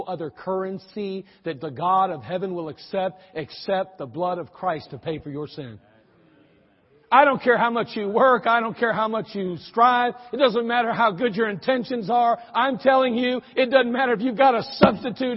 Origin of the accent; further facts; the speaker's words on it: United States; also born or lived in Germany; There I was as an American